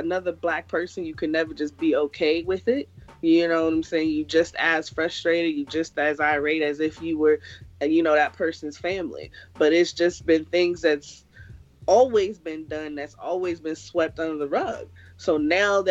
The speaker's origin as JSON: {"language": "English", "region": "California", "country": "United States", "tie": "born or raised there", "also_born_or_lived": "Kingston, Jamaica", "said": "I was definitely born in Kingston and was raised in California"}